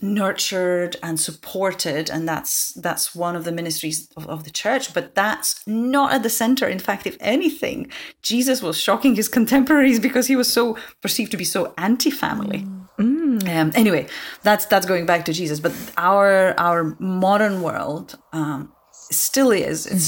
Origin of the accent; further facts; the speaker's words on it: Lithuania; English is a second language; now in Scotland, United Kingdom; I'm originally from Lithuania, hence my Lithuanian name. But I have been based in Scotland for the last 6 years.